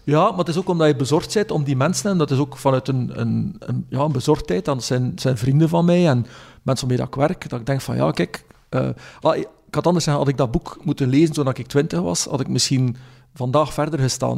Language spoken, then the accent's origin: Dutch; West Flanders, Belgium; ik ben opgevoed in West-Vlaanderen